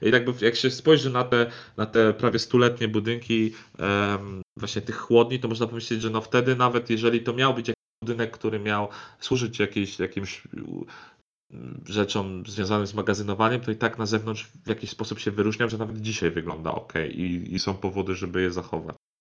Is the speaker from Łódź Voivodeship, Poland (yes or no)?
no; Bydgoszcz, Kuyavian-Pomeranian Voivodeship, Poland; ja pochodzę z Bydgoszczy